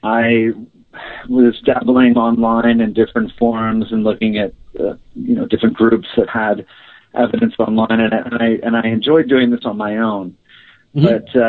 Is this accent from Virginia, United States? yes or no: yes; Virginia, United States; I'm from Virginia, and you know it's a very old place